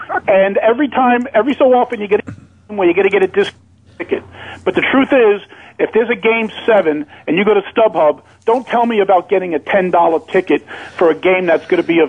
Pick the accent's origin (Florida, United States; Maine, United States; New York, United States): New York, United States; New York City; I was born in New York City.